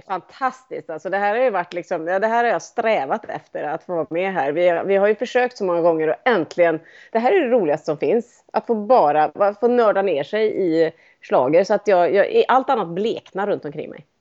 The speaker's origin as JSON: {"language": "Swedish", "country": "Sweden", "said": "som svensk"}